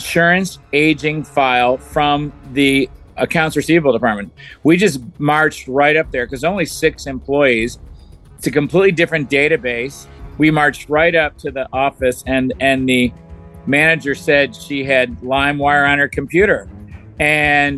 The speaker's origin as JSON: {"language": "English", "town": "Detroit", "region": "Michigan", "country": "United States", "also_born_or_lived": "Atlanta, Georgia", "moved": "yes", "said": "I'm from Detroit, and I was raised by both my parents are police officers."}